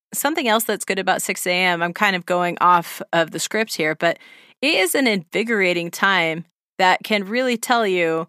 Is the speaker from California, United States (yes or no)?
yes; Redlands, California, United States; It's my hometown